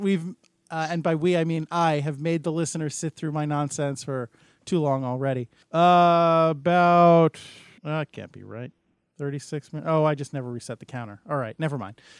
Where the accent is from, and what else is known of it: United States